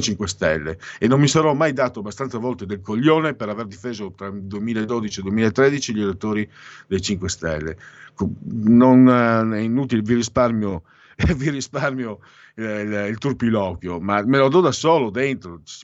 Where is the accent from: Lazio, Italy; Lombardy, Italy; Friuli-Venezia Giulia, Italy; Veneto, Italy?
Friuli-Venezia Giulia, Italy; Destra Tagliamento; ci sono tanti paesi dalle mie parti, in destatagliamento